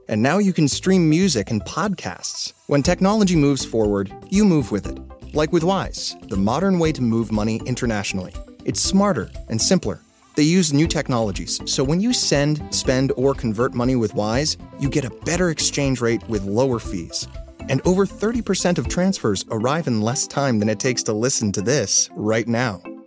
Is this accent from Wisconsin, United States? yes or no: yes; Milwaukee, Wisconsin, United States; the city of Milwaukee, which is near and dear to my heart. That's my, my hometown. It's where I grew up